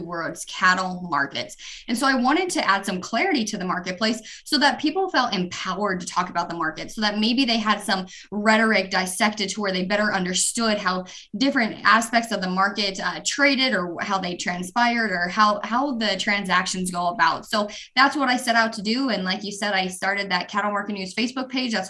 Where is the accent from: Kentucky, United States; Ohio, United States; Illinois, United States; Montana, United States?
Montana, United States; southern; born and raised in Montana